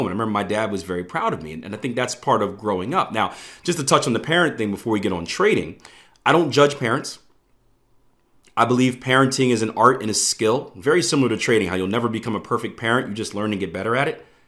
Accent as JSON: {"language": "English", "town": "Philadelphia", "region": "Pennsylvania", "country": "United States", "tie": "born or raised there", "said": "I'm from Philadelphia, so public transportation isn't the best"}